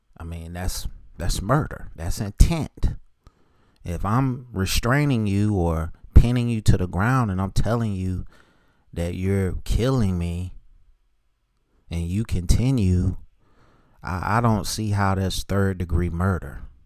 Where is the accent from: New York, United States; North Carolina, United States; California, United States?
North Carolina, United States; Charlotte; that school's in my hometown